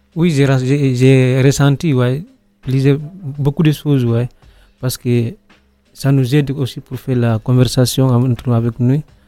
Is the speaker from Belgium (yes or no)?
no; Guinea; now in Nyon, Switzerland; je viens de Guinée, j'ai 26 ans, j'habite à Nyon